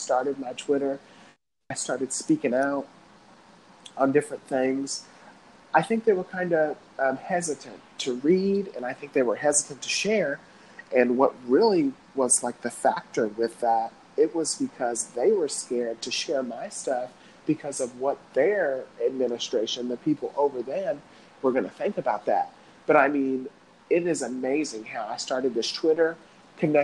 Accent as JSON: {"language": "English", "town": "Cape Girardeau", "region": "Missouri", "country": "United States", "said": "I'm from Cape Girardeau, Missouri"}